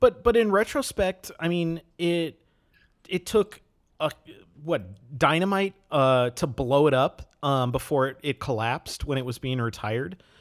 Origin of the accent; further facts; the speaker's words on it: Wisconsin, United States; I grew up in Wisconsin